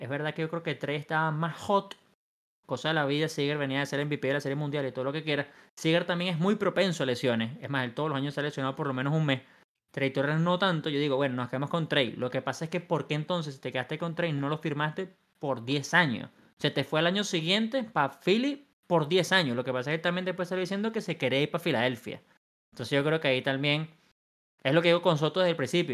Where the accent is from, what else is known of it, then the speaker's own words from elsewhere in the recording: Venezuela; yo como venezolano